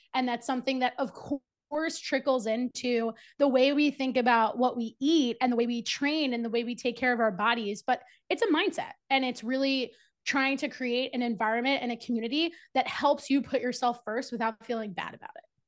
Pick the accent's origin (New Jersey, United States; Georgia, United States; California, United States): New Jersey, United States; also born or lived in Charlotte; I moved from Charlotte back to New Jersey, where I'm from and currently live